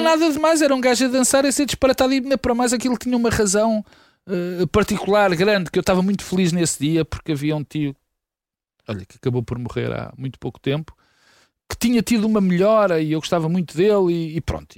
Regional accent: Lisbon, Portugal; also born or lived in Porto; Eu tinha 5 anos Sim. quando vim, eu sou tripeiro, uh, uh, mas vim muito depressa para, para, para Lisboa

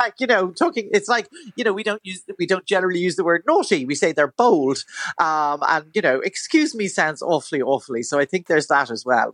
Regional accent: Dún Laoghaire, Leinster, Ireland; I grew up around Dunleary and I still live around Dunleary.

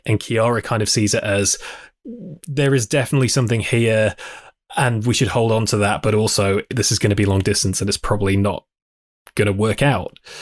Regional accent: New York City, New York, United States; Puerto Dominican Rican, I always say I'm from Queens

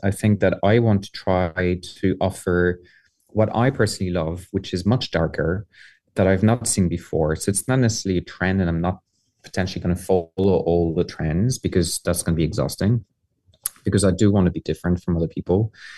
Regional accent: Paris, Île-de-France, France; now in Ireland; I was born and raised in Paris

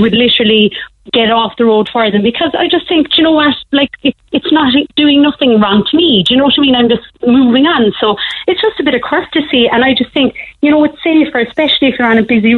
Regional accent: Bandon, Munster, Ireland; I'm actually from Bendon

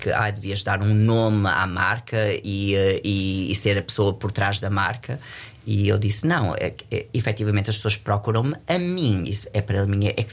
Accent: Portugal; Eu digo sempre que, que eu sou português.

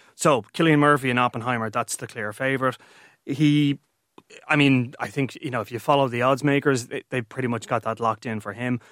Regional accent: Ireland; I'm an Irishman

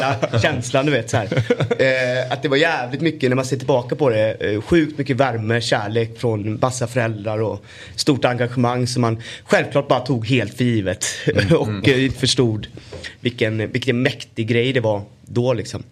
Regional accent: Gothenburg, Västra Götaland, Sweden; min pappa var också fotbollstränare för generationer av kids i Örgryte Skår, där jag kommer ifrån.

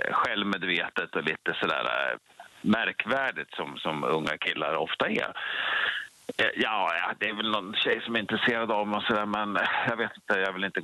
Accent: Krokom, Jämtland, Sweden; Jag är från Krokom.

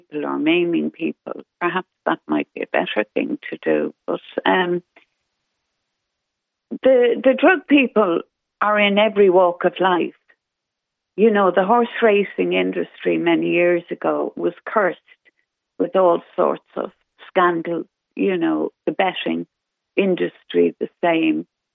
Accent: Ireland; the pride as an Irish person

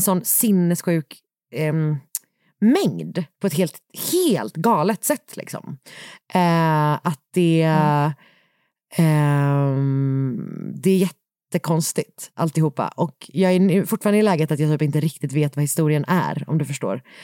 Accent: Gothenburg, Västra Götaland, Sweden; moved away; från min hemstad

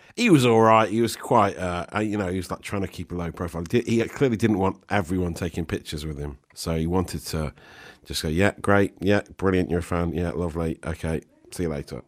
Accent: Nottingham, East Midlands, United Kingdom; growing up in Nottingham in the in the nineties

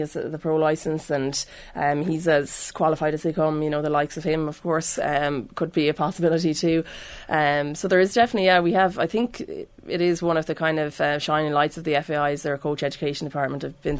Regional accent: Ireland; It doesn't have the same ring to it for us as Irish fans.

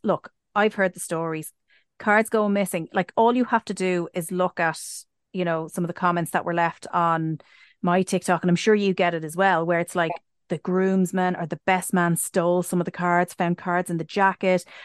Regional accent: Ireland; us being Irish

